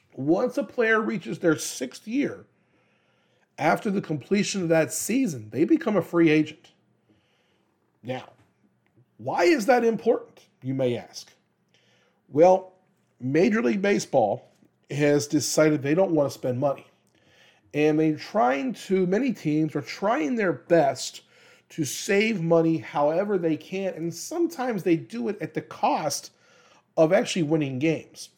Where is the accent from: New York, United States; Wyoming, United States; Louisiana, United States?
Louisiana, United States; moved away; also born or lived in Kansas; I'm from Louisiana, and I am a diehard L S U guy